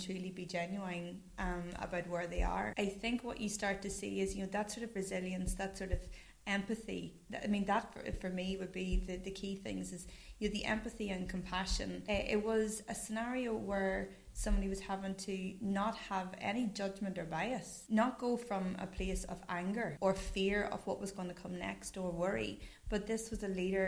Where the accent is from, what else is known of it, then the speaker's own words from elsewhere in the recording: Newry, Northern Ireland, United Kingdom; I'm born and bred in Newry. I'm from Killeavy.